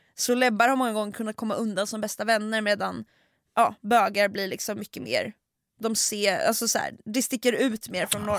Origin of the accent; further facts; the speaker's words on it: Sweden; Vi är från Sverige